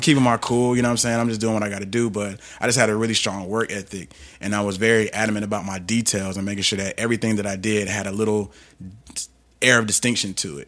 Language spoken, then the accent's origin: English; Atlanta, Georgia, United States; also born or lived in Los Angeles; I grew up in Atlanta